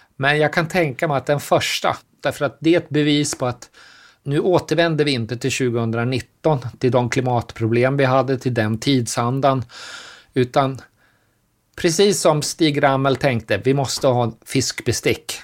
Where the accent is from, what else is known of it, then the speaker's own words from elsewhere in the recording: Sweden; som svenskar